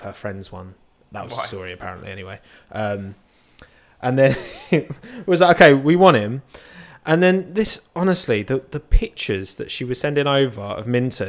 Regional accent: Romford, London, United Kingdom; moved away as an adult; now in Chelmsford, United Kingdom; I'm from Romford, which is kind of northeast London. It's technically part of London, but used to be part of Essex.

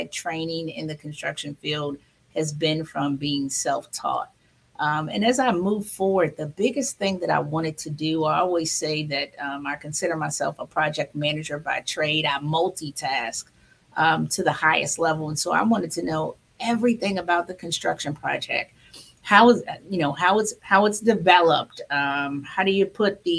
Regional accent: Hampton Roads, Virginia, United States; moved away as an adult; also born or lived in Maryland / Washington, D.C. area; I am Maryland born, Virginia raised me, Hampton Roads, Virginia.

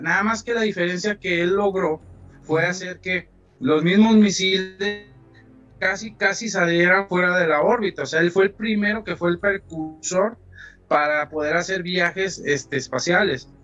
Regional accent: Mexico; soy mexicano

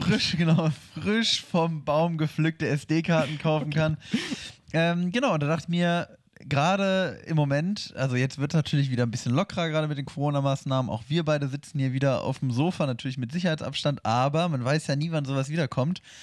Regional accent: Hannover, Lower Saxony, Germany; moved away; bei uns in Hannover

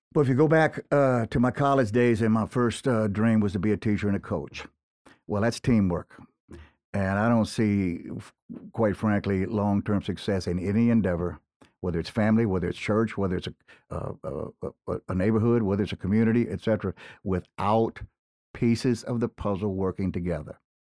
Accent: Gonzales, Louisiana, United States; not unlike what I grew up with in Gonzales

